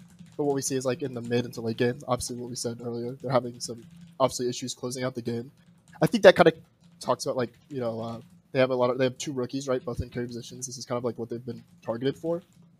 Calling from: Chattanooga, Tennessee, United States; Yeah, I'm calling from Chattanooga, Tennessee.

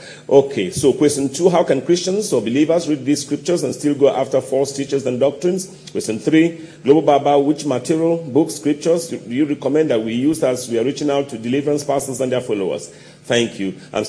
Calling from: Indianapolis, Indiana, United States; I'm writing from the United States in Indianapolis, to be specific.

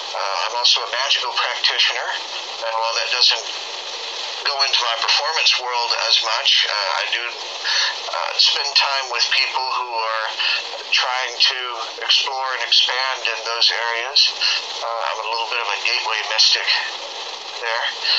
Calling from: Austin, Texas, United States; I am speaking from Austin, Texas.

